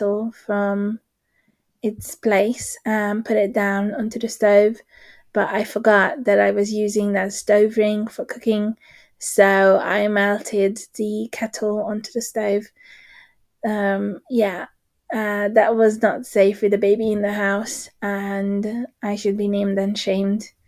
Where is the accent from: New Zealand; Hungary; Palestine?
Hungary; moved away; I grew up in Hungary